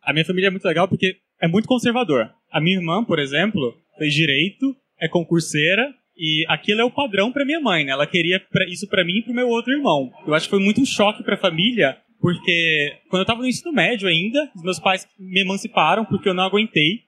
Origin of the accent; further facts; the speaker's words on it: Goiânia, Goiás, Brazil; moved away as an adult; eu sou de Goiânia